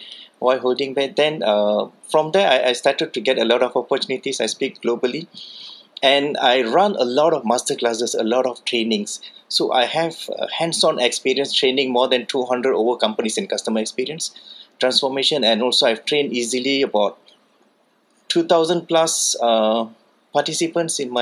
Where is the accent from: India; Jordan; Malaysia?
Malaysia; Kuala Lumpur; I'm from Kuala Lumpur, Malaysia.